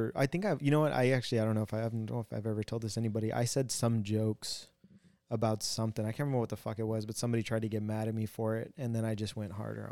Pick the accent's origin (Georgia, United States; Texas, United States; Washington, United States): Texas, United States; I grew up down in Texas, but it's mostly like, I grew up around mostly like Mexican and blacks.